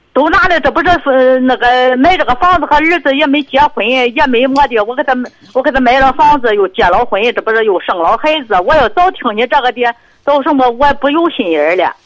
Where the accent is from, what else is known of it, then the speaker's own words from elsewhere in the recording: Jinan, Shandong, China; 我是济南